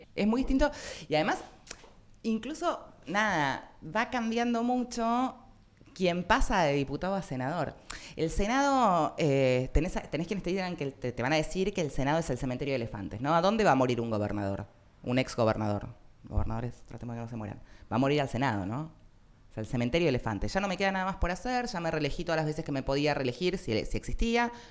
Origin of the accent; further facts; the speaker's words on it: Argentina; somos argentinos